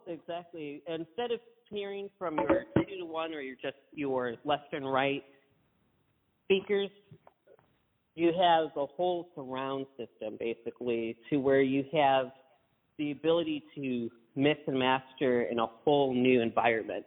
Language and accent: English; Kimball, Michigan, United States; I'm exactly from Kimball